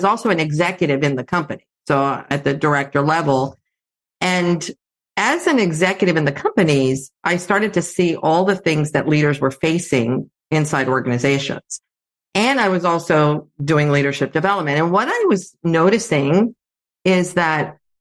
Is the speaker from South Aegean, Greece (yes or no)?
no; Athens, Attica, Greece; I grew up in Athens, Greece. So I grew up in a bilingual household. My mom was Greek. My dad is American